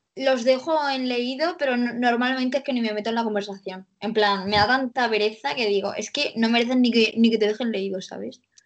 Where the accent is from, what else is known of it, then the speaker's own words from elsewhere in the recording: Cartagena, Region of Murcia, Spain; soy de Cartagena